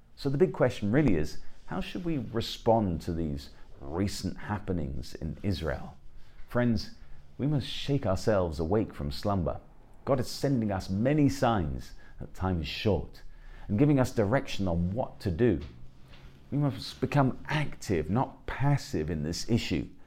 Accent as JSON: {"language": "English", "region": "England", "country": "United Kingdom", "said": "I'm an Englishman"}